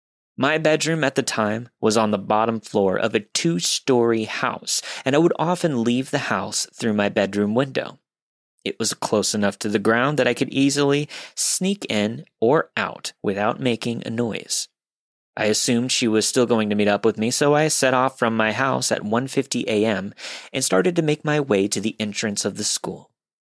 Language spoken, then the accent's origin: English; Pennsylvania, United States; This story begins in my small hometown located in the middle of nowhere, Pennsylvania. My hometown consists of about 1,100 people, one traffic light, and an equal number of churches to bars.